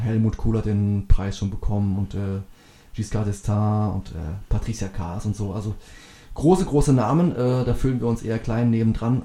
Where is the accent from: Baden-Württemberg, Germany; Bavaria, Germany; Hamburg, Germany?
Baden-Württemberg, Germany; Bauland; moved away; wir sind jetzt hier aufgewachsen im Bauland